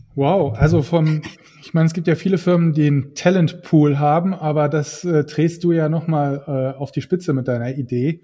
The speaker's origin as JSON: {"language": "German", "region": "Saarland", "country": "Germany", "said": "als Saarländer"}